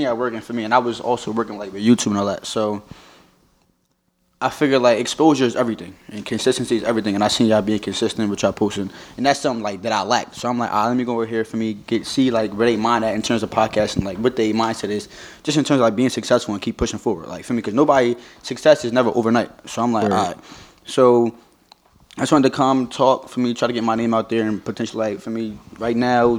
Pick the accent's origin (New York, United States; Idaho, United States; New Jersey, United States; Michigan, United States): New Jersey, United States; I'm from Jersey.